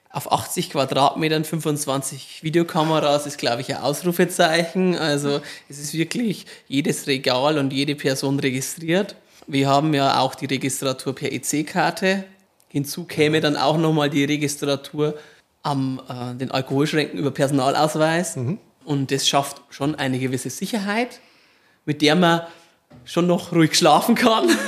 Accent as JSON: {"language": "German", "town": "Marktredwitz", "region": "Bavaria", "country": "Germany", "tie": "born or raised there", "also_born_or_lived": "Poppenreuth near Waldershof", "said": "Geboren in Marktredwitz. Mhm. Viele Jahre gewohnt in Poppenreuth bei Waldershof"}